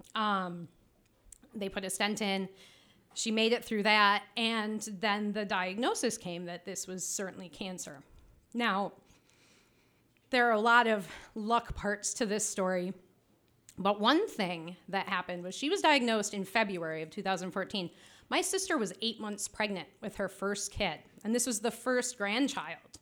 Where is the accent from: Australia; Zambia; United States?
United States; Traverse City, Michigan; I am from Traverse City